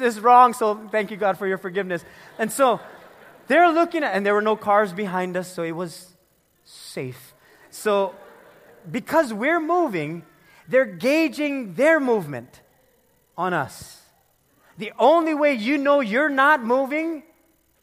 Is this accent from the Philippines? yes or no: yes; Philippines; I'm the Filipino